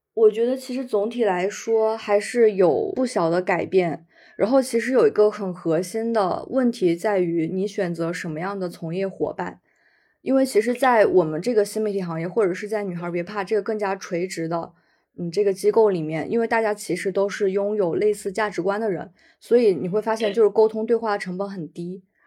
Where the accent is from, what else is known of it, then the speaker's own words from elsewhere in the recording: Jiangxi, China; 我来自江西，出生于一九九四年